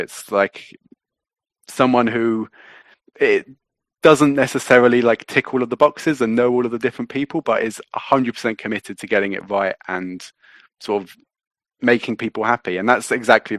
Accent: London, United Kingdom; I'm not from Sheffield. I'm actually from London. And I grew up just around the corner from the bowling ground

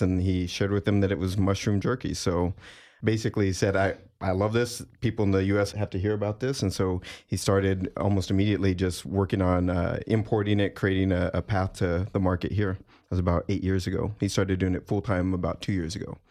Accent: Texas, United States; moved away as an adult; having just moved up from Texas, the San Antonio, Austin area and growing up in Texas on beef jerky.

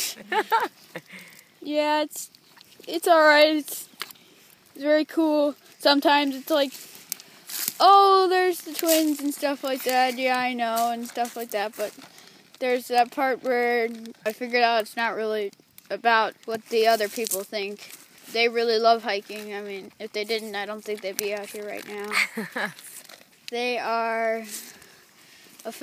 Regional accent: Naples, Florida, United States; I am also from Naples, Florida

